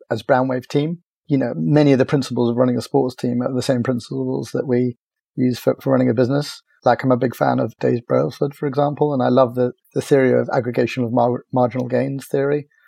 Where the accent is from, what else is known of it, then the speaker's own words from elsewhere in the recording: Cork, Munster, Ireland; also born or lived in America; now in South West England, United Kingdom; I grew up in, in Cork, which was a really lovely place to grow up by the beach and uh, right next to a big water sports center uh, called the Oyster Haven Center.